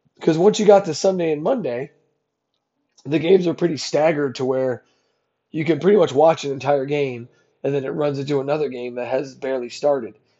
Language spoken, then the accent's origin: English; New Jersey, United States; now in Texas, United States; I'm from Jersey